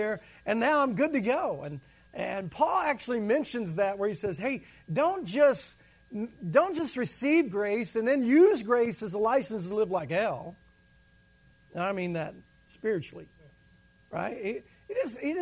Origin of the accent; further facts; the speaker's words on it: the South, United States; I'm from the South